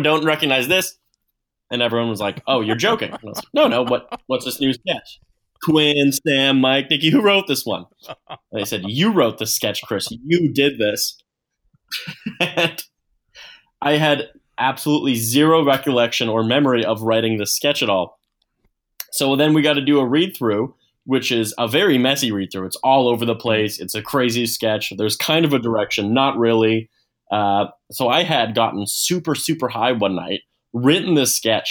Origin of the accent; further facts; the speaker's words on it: Edmonton, Alberta, Canada; also born or lived in Vancouver; I was living in Vancouver, so we're all from Edmonton.